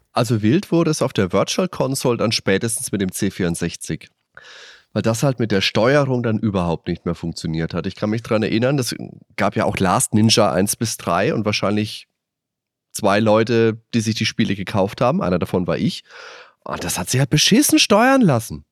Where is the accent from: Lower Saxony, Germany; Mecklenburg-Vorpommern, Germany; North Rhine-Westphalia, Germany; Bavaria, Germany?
Bavaria, Germany; Würzburg; Ich bin ja in Würzburg groß geworden